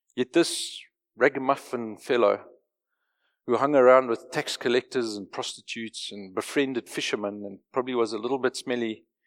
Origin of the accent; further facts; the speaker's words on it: Johannesburg, Gauteng, South Africa; moved away as an adult; I grew up in Joburg. I was born, raised, educated, lived, careered in Joburg till I was forty-two.